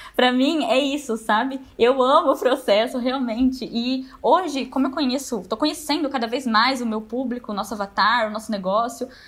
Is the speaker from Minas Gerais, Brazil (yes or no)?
no; Braúna, São Paulo, Brazil; eu sou de Braúna, uma cidadezinha de 5 mil habitantes